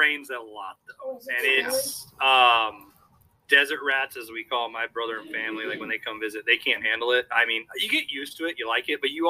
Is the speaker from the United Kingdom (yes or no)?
no; Nevada, United States; moved away; also born or lived in Arizona; I was born in Arizona, and then I grew up in Nevada